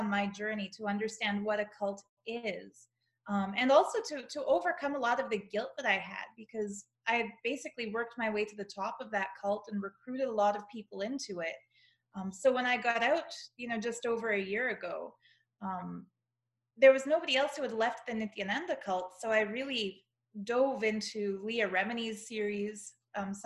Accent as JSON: {"language": "English", "country": "Canada", "tie": "born or raised there", "accent": "Canadian", "said": "I'm Canadian."}